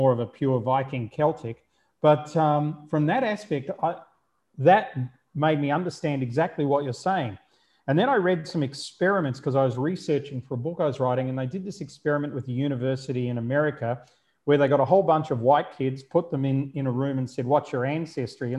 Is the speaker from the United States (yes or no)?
no; Melbourne, Victoria, Australia; I was born in Melbourne